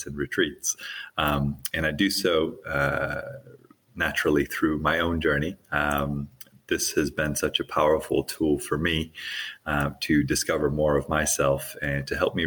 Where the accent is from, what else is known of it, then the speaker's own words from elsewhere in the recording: Hawaii, United States; I grew up in Hawaii.